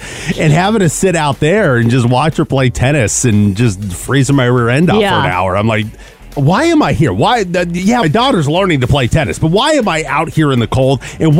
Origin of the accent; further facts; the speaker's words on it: Pacific Northwest, United States; moved away; I grew up in the Pacific Northwest.